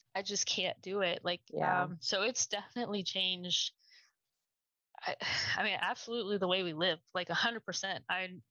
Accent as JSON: {"language": "English", "region": "Maryland", "country": "United States", "tie": "born or raised there", "also_born_or_lived": "Georgia", "moved": "yes", "lives_now": "Texas, United States", "said": "I grew up in Maryland"}